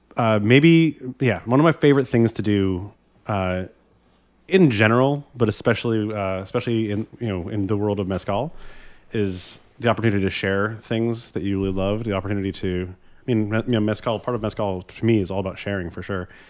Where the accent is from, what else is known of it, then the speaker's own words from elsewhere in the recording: Vermont, United States; I grew up in Vermont in the, kind of among the organic farming community of Vermont